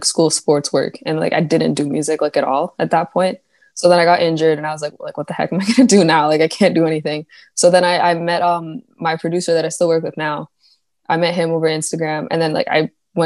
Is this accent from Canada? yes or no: yes; a small town in Ontario, Canada; also born or lived in Markham, Ontario; now in Kitchener, Canada; I grew up in like a really small town. And then I moved to like the city I'm living in now, Kitchener.